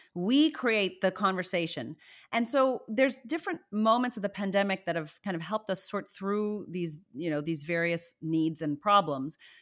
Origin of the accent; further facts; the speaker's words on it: Virginia, United States; also born or lived in Zimbabwe; I was born in Zimbabwe. My mother's Indian, my father's white American, and, uh, we eventually moved to Virginia